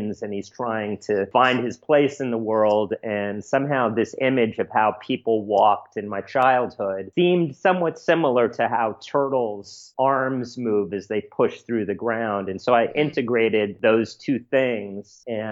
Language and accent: English; New York City, New York, United States; also born or lived in Sag Harbor / Venice, California; I grew up primarily in the East Village in New York City